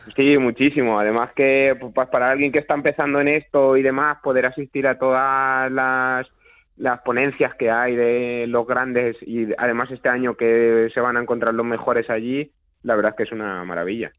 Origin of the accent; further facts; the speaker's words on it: Toledo, Castilla-La Mancha, Spain; aquí en mi pueblo, en Juncler, en Toledo